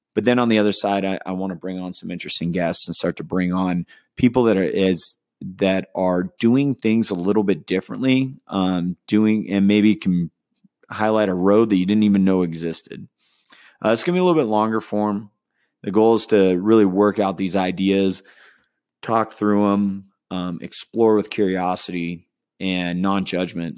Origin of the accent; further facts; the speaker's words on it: Southern California, United States; now in Denver, United States; I grew up in Southern California, uh, as well as Northern California